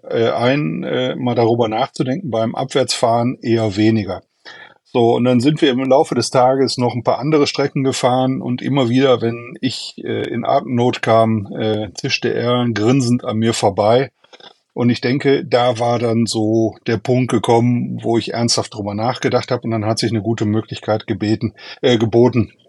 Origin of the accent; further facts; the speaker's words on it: Duisburg, North Rhine-Westphalia, Germany; ich komme aus Duisburg, ähm, bin 57 Jahre alt